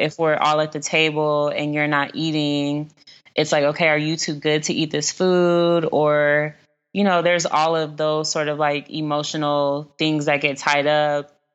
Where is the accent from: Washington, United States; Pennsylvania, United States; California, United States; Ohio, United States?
California, United States; Los Angeles; I'm from South Central, um, so I have lived in areas across Los Angeles, but the first house that I lived in and the first elementary school that I went to, um, were in the western area